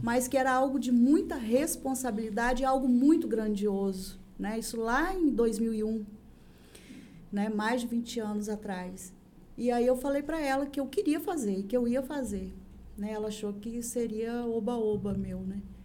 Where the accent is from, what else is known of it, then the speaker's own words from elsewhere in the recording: São Francisco, Brazil; eu sou nascida e criada em São Francisco